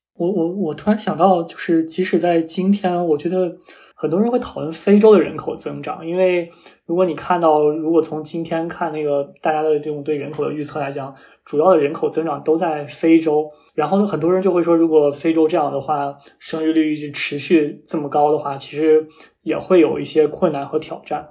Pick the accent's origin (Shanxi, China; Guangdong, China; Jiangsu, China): Shanxi, China; 我非常关心我家乡山西的发展